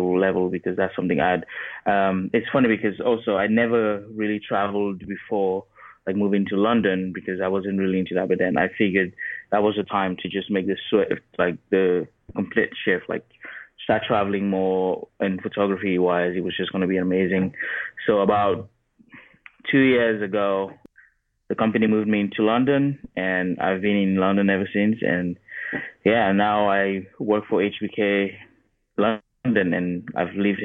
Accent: Cameroon; moved away as an adult; also born or lived in Arkansas, United States; now in United States; I'm from Cameroon. And so I obviously born and raised in Cameroon. When I was about 18, I moved to the U.S. to go to uni

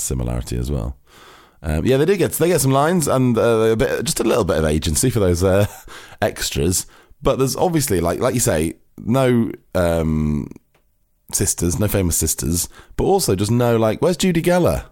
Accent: Cheshire, near Manchester, North West England, United Kingdom; now in London, United Kingdom; we're from Manchester, we're from, you know, it's like the same part of Cheshire

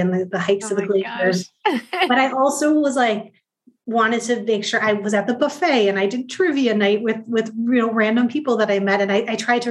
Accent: Midwest, United States; I'm from the Midwest. I grew up in a very practical place

